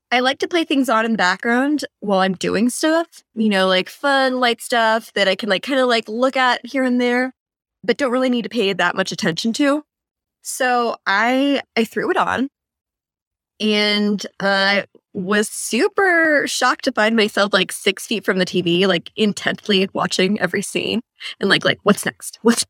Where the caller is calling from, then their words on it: San Diego, California, United States; also born or lived in New York City; Well, I am recording from San Diego, and I have been here since the start of the pandemic when I had to leave New York City